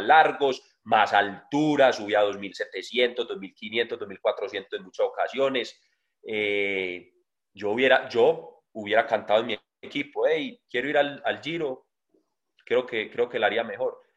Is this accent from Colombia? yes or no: yes; Colombia; siendo un colombiano